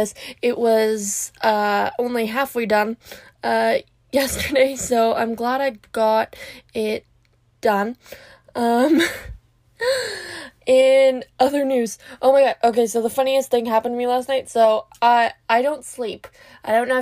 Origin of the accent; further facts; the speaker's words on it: Canada; I'm from Canada